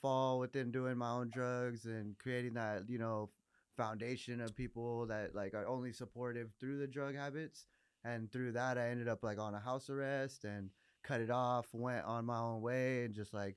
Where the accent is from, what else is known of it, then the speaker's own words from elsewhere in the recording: Los Angeles, California, United States; also born or lived in Riverside, California / Torrance, California / Colorado; now in Cerritos, United States; I grew up around Pedro. I originally was born in Riverside. After that, moved to Pedro. After Pedro, I started growing up in like Torrance area